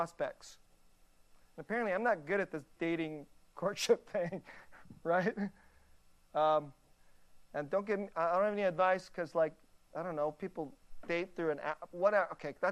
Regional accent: United States; I'm an American.

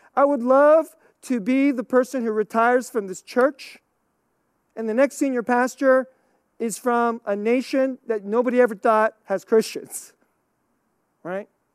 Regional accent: United States; I'm American

